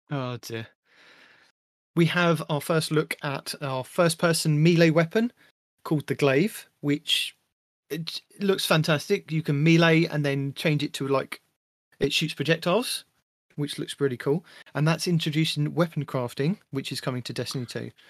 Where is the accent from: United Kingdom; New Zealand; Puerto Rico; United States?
United Kingdom; England; I'm English